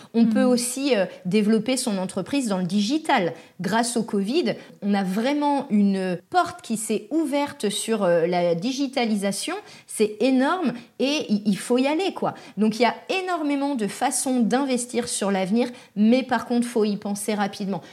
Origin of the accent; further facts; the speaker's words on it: France; now in Les Sables-d'Olonne, France; Chez nous, en France